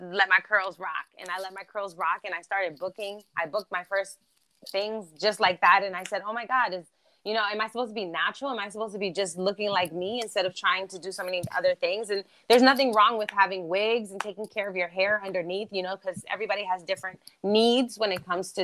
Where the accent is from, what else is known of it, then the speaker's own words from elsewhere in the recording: Germany; accent: East Coast; first language German; English is a second language; also born or lived in New York; now in Los Angeles, United States; I live in Los Angeles now. Thank you, by the way. I was born in Germany. So German is my first language